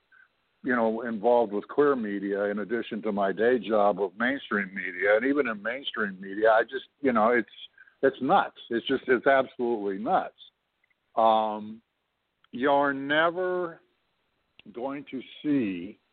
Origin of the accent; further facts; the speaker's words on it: Canada; I'm not an American. I'm a Canadian.